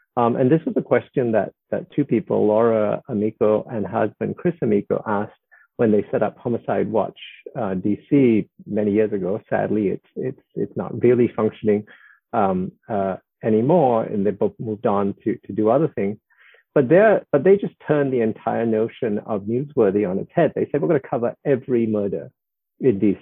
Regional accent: Singapore; I was born in 1961 in Singapore, which was still a British colony

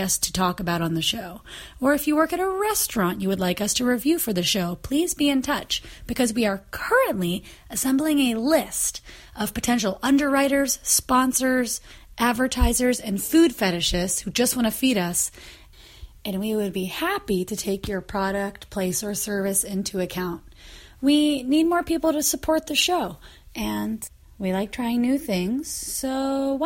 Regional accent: Kansas, United States; I'm from Kansas.

